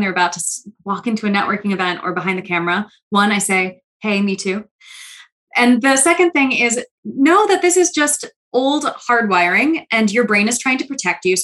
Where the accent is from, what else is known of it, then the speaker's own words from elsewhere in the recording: New York City, New York, United States; I'm from New York City and I talk fast already